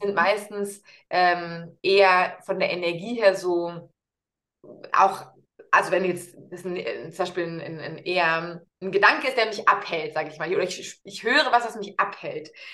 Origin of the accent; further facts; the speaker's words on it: Munich, Bavaria, Germany; Grundsätzlich bin ich Münchnerin und lebe mit meiner Tochter, die, die ist sechs Jahre alt, eben hier